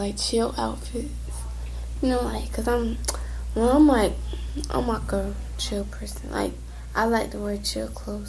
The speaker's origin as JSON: {"language": "English", "region": "Georgia", "country": "United States", "tie": "born or raised there", "moved": "yes", "lives_now": "Florida, United States"}